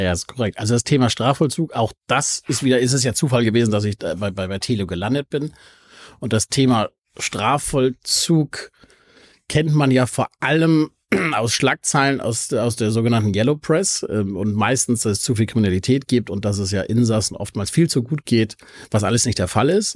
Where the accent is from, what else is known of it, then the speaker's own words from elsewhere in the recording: Hamburg, Germany; Also ich bin tatsächlich ein echter Hamburger. Ich bin aufgewachsen im Osten, im Bramfeld